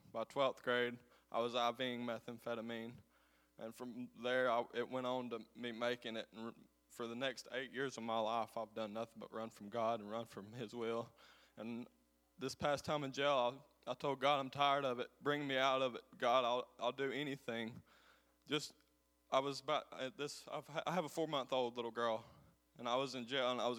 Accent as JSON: {"language": "English", "town": "Coleman", "country": "United States", "said": "I'm from Coleman"}